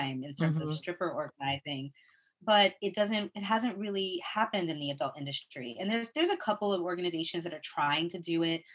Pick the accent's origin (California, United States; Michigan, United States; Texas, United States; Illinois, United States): Michigan, United States; Flint; also born or lived in Brooklyn; now in New York, United States; I grew up in Flint, Michigan